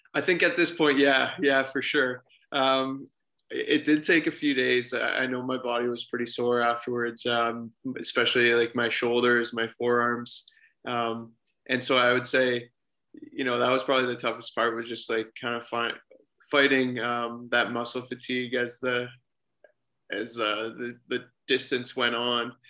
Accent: Forest, Ontario, Canada; I grew up in a small town, um, Forest, Ontario is my hometown

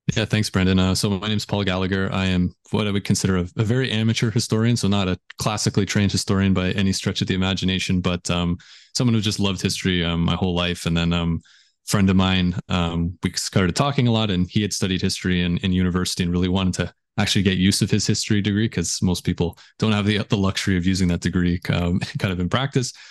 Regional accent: just outside of Toronto, Ontario, Canada; I grew up just outside of Toronto

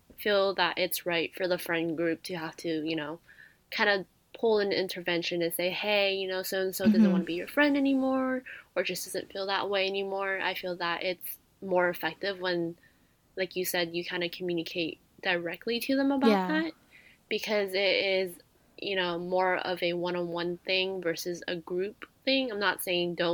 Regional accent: United States; we're from the South Bay

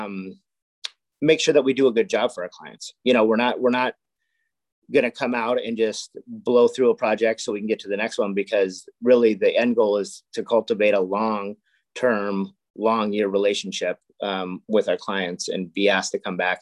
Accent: Castro Valley, California, United States; now in Livermore, United States; I grew up in Cache Valley, which is kind of in between San Francisco and Livermore.

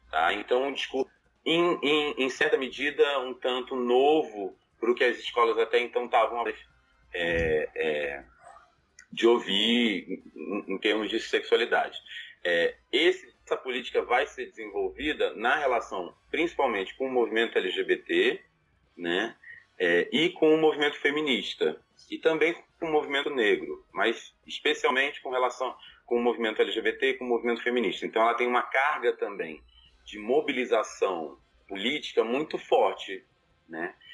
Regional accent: Rio de Janeiro, Brazil; eu sou carioca

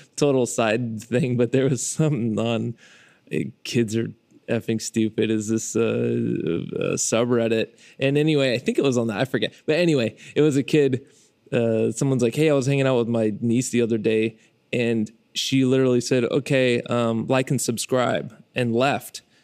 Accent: Fresno, California, United States; I'm a filmmaker from Fresno, California

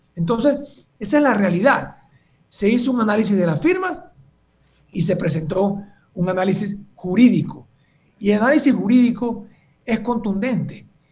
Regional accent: Panama; como panameños

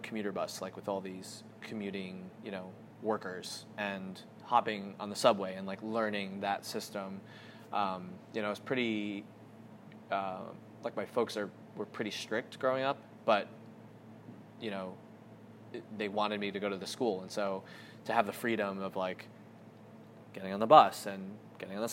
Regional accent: New Jersey, United States; also born or lived in South Korea; I grew up in New Jersey. A lot of people might not know that I'm adopted. So I was born in South Korea. Flew over here when I was 3 months old

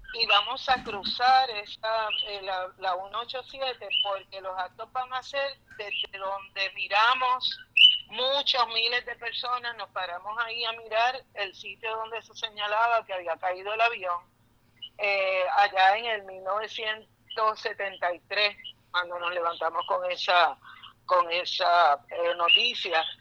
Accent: Puerto Rico

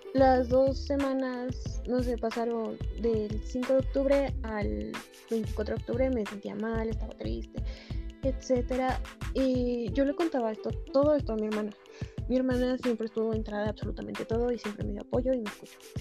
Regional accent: Mexico City, Mexico; Soy originaria de la Ciudad de México

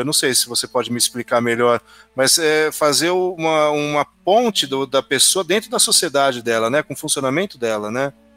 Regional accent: interior of São Paulo, Brazil; Eu sou do interior de São Paulo

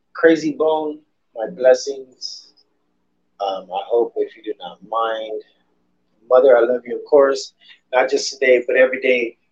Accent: San Antonio, Texas, United States; Being a San Antonioan, San Antonioan, is that is that what it is? San Antonioan, just being a Texan.

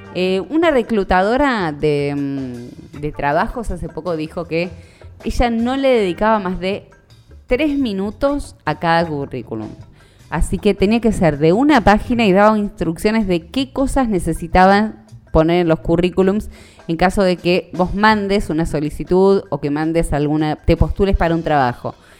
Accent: Argentina; tengamos que aprender como argentinos

